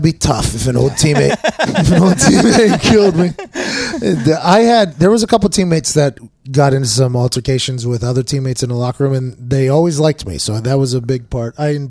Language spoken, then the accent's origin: English; Ireland; I'm Irish, so I burn.